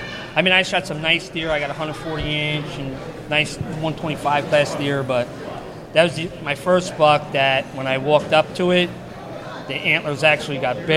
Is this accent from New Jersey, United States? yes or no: yes; New Jersey, United States; I'm from New Jersey.